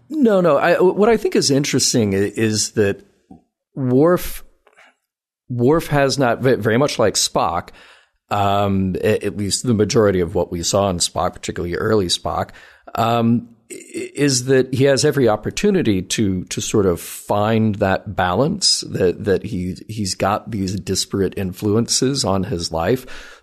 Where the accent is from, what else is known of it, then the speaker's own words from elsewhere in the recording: the South, United States; I grew up in the South